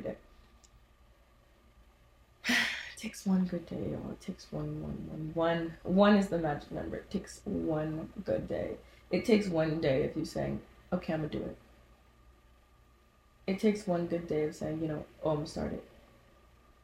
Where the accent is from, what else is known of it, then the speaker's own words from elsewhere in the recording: Cincinnati, Ohio, United States; I'm from Cincinnati, Ohio